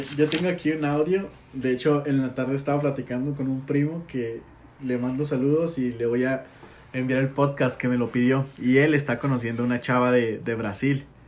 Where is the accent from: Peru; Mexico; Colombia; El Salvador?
Mexico; Ciudad Juárez, Chihuahua; Siempre he vivido aquí en Juárez